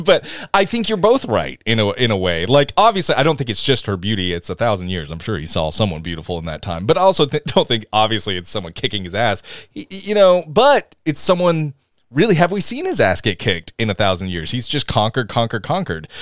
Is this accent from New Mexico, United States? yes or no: no; Tennessee, United States; we're all from Tennessee